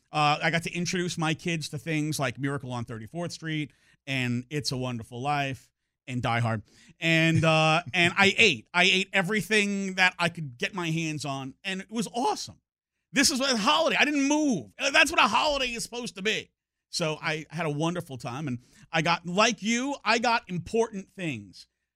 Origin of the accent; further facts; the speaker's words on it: New York, United States; You know, I'm from New York. All my family's up in New York.